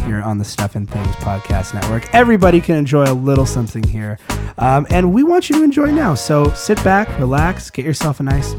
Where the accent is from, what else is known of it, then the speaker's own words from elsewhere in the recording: Minnesota, United States; We're from Minnesota.